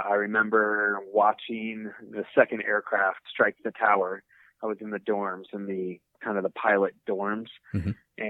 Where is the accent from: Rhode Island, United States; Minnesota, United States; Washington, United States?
Washington, United States; Seattle; I grew up in Seattle